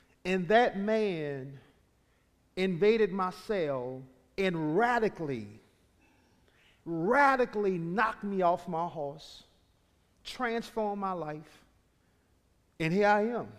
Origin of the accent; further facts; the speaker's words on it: New Orleans, Louisiana, United States; I am from New Orleans, Louisiana. I'm from an area called Carrollton